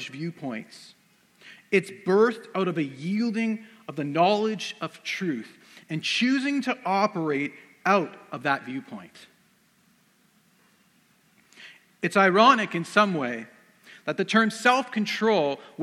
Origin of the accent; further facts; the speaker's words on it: Surrey, British Columbia, Canada; I grew up around Vancouver, so I grew up in Surrey